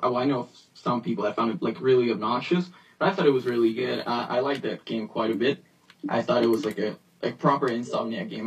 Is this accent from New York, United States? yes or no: yes; New York, United States; I grew up in New York